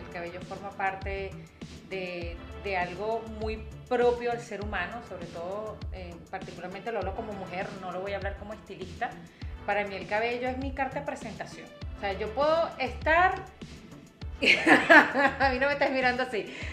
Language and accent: Spanish; Venezuela; como buena mujer venezolana